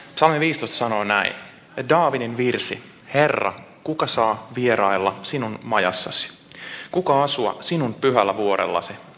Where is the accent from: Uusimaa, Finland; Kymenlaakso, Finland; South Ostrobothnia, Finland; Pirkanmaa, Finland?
South Ostrobothnia, Finland; Seinäjoki; now in Vantaa, Finland; Mä oon Seinäjoelta kotoisin, mutta ollaan nyt puolitoista vuotta käyty täällä Suhessa